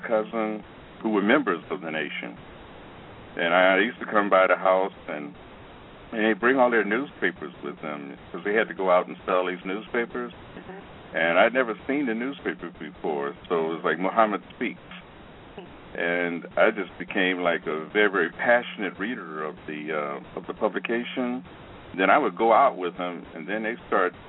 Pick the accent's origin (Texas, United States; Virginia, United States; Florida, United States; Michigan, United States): Michigan, United States; Detroit; also born or lived in Alabama; now in New York, United States; I was born in Alabama back in 1938, and I spent only about 4 years there and moved north with my mother, my brother, and was raised in Detroit.